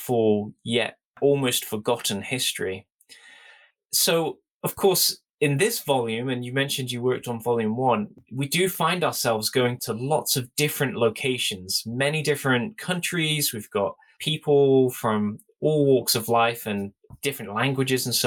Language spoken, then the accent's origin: English; United Kingdom; as a British member of the church